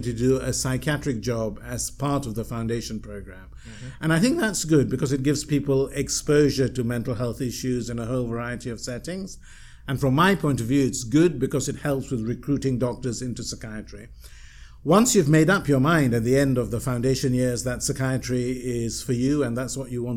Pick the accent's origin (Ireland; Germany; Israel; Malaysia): Malaysia; moved away; also born or lived in United Kingdom; I'm a Malaysian, I was still quite anxious about returning to Malaysia